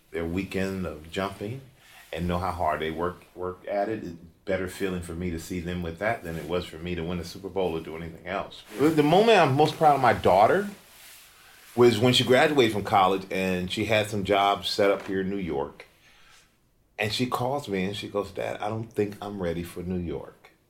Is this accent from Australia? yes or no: no; Germany; I grew up in Germany.